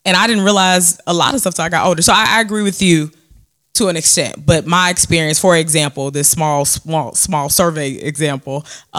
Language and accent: English; Chicago, Illinois, United States; I grew up in Beverly.